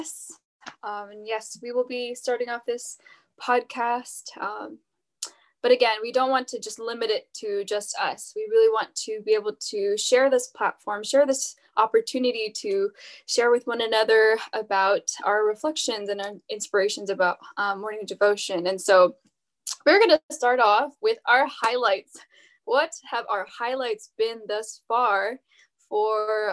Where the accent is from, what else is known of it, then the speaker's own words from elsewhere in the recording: Bay Area, California, United States; I am from the Bay Area, California